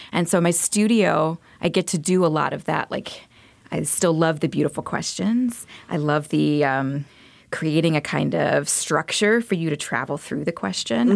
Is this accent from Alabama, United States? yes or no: yes; Montgomery, Alabama, United States; moved away; I'm originally from Montgomery, Alabama. I grew up there, and I went to school in Alabama, too